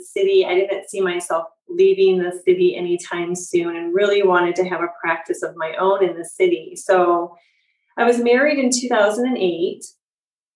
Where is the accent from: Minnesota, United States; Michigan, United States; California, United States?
Michigan, United States; moved away as an adult; now in Chicago, United States; I'm from Michigan originally and came to Chicago for my schooling